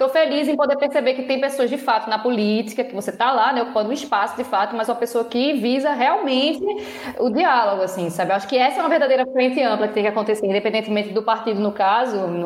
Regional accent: Pernambuco, Brazil; Eu, como professora, como pernambucana, como fã de Paulo Freire, tudo isso.

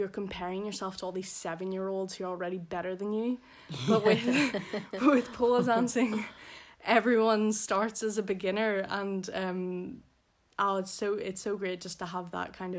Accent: Belfast, Northern Ireland, United Kingdom; accent: posh Belfast; moved away; I'm from Belfast originally. The posh part of Belfast. So I also have a posh Belfast accent.

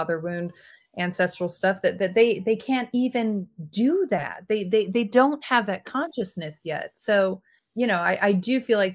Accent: Mississippi, United States; moved away as an adult; also born or lived in New York / South Dakota / California; now in Paris, France; I grew up in Mississippi where we have hurricanes

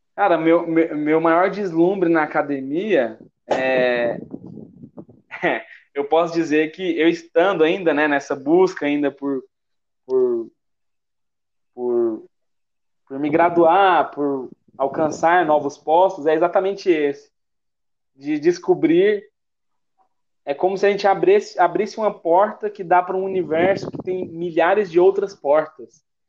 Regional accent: Goiás, Brazil; accent: goiano; Sendo bem goiano aqui

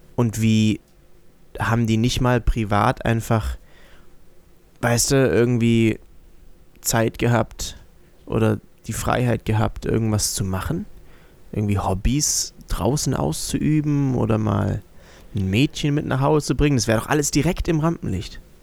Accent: Germany

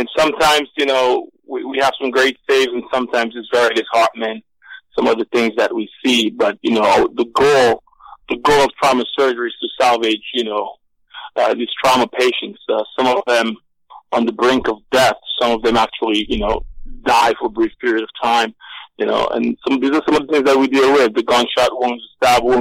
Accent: Pointe Michel, Saint Luke Parish, Dominica; moved away as an adult; also born or lived in New York City, United States; now in United States; I'm from Dominica. Grew up in Dominica, spent 21 years there. Grew up in Point Michel in the southern part of the island

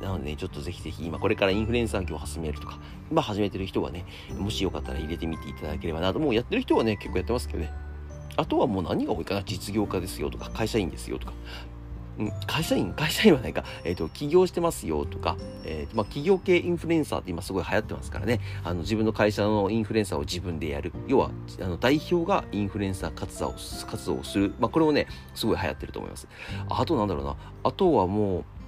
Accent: Akita, Japan; 僕、秋田県出身ですよ

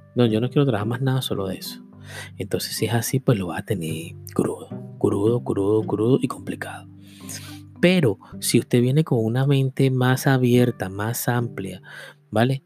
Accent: Venezuela; moved away as an adult; Yo con 20 años quise cambiar mi vida, por eso fue que me fui. Yo no me vine de Venezuela porque había una crisis

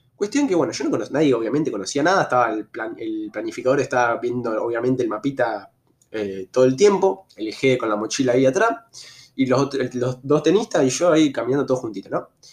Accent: Argentina; also born or lived in Rosario; como buen argentino

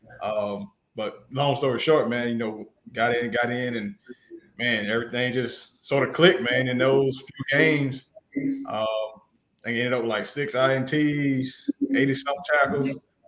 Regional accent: Washington County, Georgia, United States; I grew up in the country

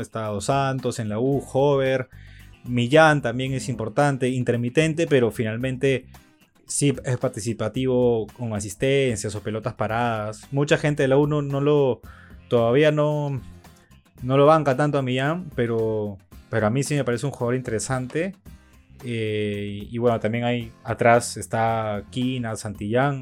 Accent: Ica, Peru; moved away; yo soy de Ica

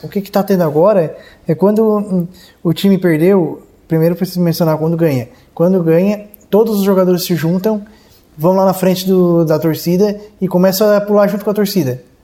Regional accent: Cocal do Sul, Santa Catarina, Brazil; also born or lived in Urussanga; Eu nasci em Uruçanga, mas morei de zero aos 18 anos em Cocal do Sul

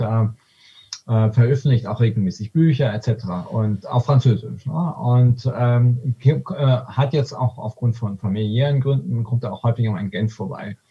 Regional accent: Aalen, Baden-Württemberg, Germany; Ich komme aus, aus dem Schwäbischen, aus, mhm. aus, äh, ähm, aus, aus Württemberg, ja, Aalen

